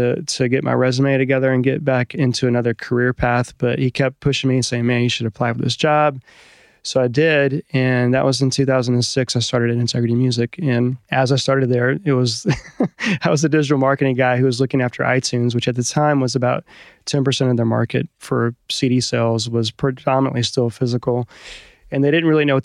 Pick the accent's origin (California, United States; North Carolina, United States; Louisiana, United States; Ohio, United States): Louisiana, United States; New Orleans; I grew up in New Orleans, so I had kind of a jazz culture background